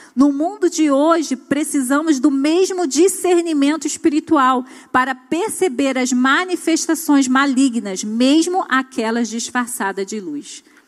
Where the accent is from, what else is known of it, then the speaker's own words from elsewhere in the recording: Brazil; nós que somos brasileiros